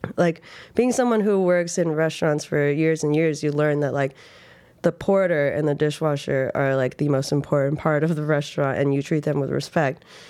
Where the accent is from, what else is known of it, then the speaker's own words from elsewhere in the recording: Reno, Nevada, United States; moved away as an adult; now in New York, United States; I grew up in Reno, Nevada.